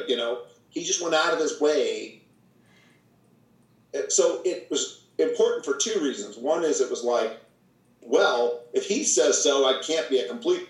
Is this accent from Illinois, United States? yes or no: no; Portland, Oregon, United States; moved away; also born or lived in Seattle; I grew up in Portland. In fact, we grew up in the same neighborhood in Portland.